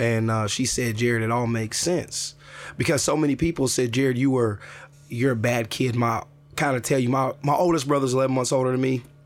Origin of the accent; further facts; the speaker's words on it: Jefferson City, Missouri, United States; moved away; I'm back in Jefferson City, my hometown